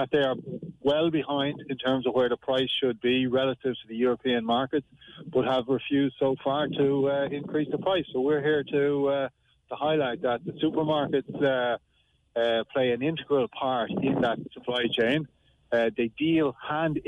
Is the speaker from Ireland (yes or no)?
yes; Ireland; we, as Irish farmers